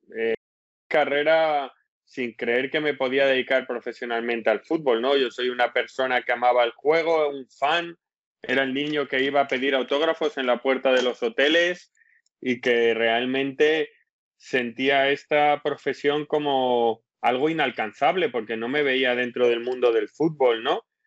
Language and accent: Spanish; Spain; moved away as an adult; also born or lived in Leeds, England; now in England; soy español